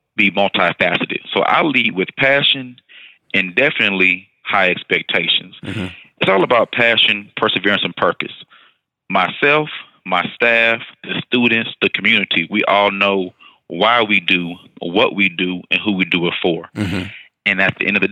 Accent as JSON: {"language": "English", "town": "Houston", "region": "Texas", "country": "United States", "tie": "born or raised there", "also_born_or_lived": "Austin, Texas / El Paso, Texas", "said": "I moved over to Houston ISD, went back home to my hometown"}